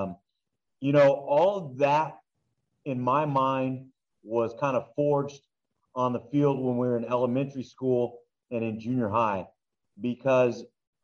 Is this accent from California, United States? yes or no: yes; Duarte, California, United States; growing up in Duarte